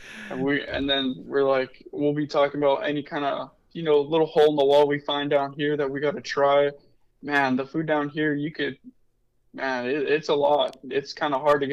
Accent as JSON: {"language": "English", "town": "Las Cruces", "region": "New Mexico", "country": "United States", "tie": "born or raised there", "moved": "yes", "said": "I'm from Cruces"}